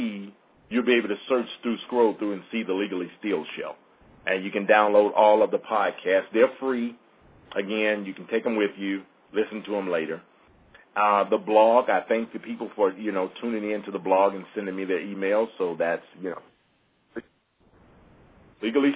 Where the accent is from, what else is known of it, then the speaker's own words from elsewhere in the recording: Mississippi, United States; I'm from Mississippi